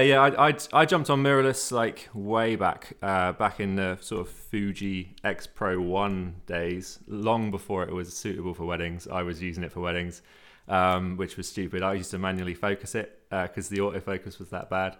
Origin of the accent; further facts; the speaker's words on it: Cornwall, South West England, United Kingdom; I'm Cornish